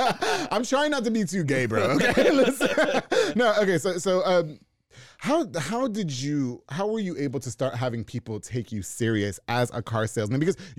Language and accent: English; New York, United States; moved away; I'm from New York